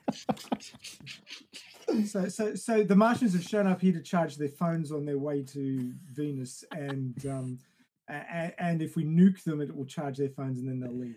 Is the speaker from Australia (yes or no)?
yes; Australia; I'm from Australia.